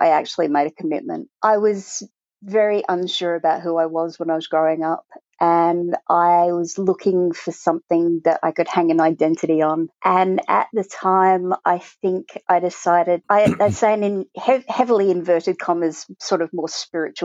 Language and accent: English; Australia; also born or lived in Cambridgeshire, United Kingdom; We came out to Australia when I was 3